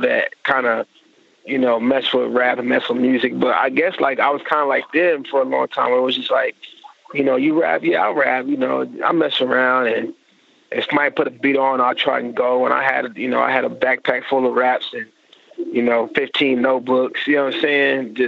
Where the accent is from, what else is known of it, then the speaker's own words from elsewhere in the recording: Oklahoma City, Oklahoma, United States; But, I moved around a lot. I went to 9 of the Oklahoma City public schools.